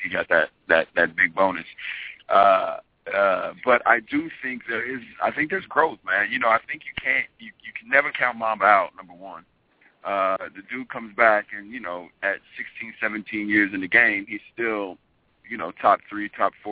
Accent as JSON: {"language": "English", "region": "Oklahoma", "country": "United States", "moved": "yes", "lives_now": "Los Angeles, United States", "said": "I'm from Oklahoma"}